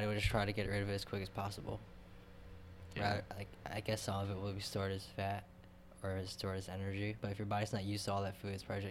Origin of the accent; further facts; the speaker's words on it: Fairport, New York, United States; I grew up in Fairport